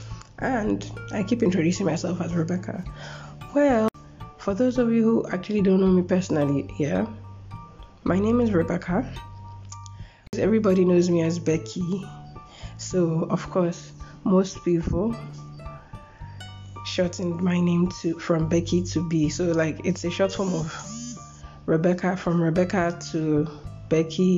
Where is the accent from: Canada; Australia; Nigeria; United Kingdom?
Nigeria; Lagos; also born or lived in Edo State, Nigeria; I'm from Edo State, Nigeria. I was born and brought up in Lagos.